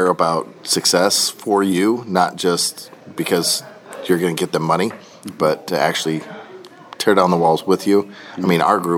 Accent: Des Moines, Iowa, United States; from Des Moines, Iowa.

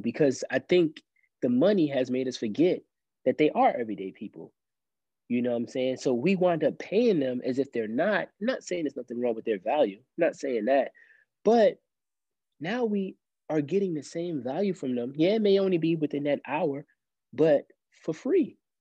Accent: New York City, New York, United States; now in Columbia, United States; I grew up in Brooklyn, New York, mostly, right? Actually, you know, a good percent of my life, right, until I moved down south.

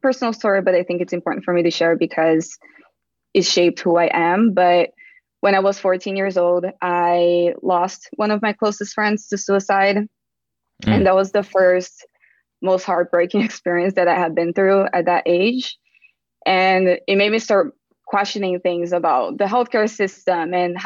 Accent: Brazil; English is a second language; moved away as an adult; now in United States; I was born and raised in Brazil

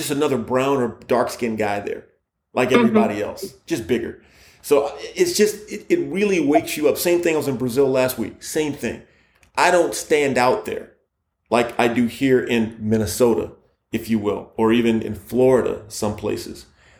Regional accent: Egypt; I'm from Egypt, he's from Egypt.

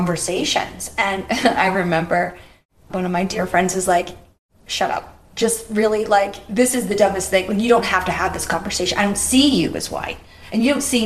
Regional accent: Boston, Massachusetts, United States; where I grew up in Boston, and I think Boston's a very racist city

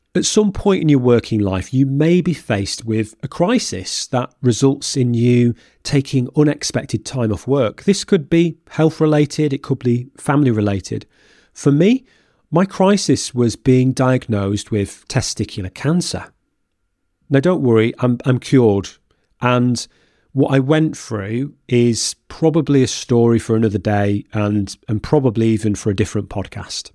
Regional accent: Lancashire, North West England, United Kingdom; moved away as an adult; now in Norfolk, United Kingdom; my hometown. So when we relocated two hundred and fifty miles away from Lancashire to Norfolk

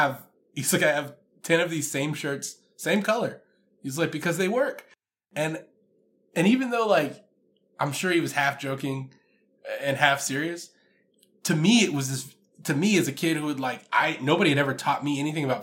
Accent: Houston, Texas, United States; now in Dallas, United States; I'm from Houston. I live in Dallas, Texas

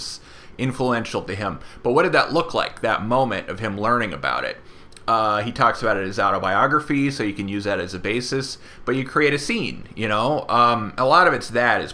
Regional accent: Oakland, California, United States; I'm from Oakland

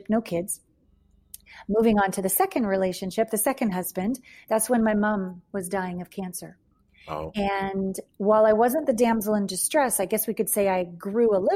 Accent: Canada; moved away as an adult; also born or lived in Los Angeles / Japan / New York; I left home. I'm from Canada.

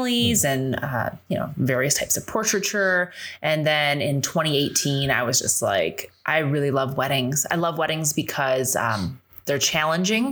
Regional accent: Michigan, United States; moved away as an adult; now in Maui, United States; I'm originally from Michigan.

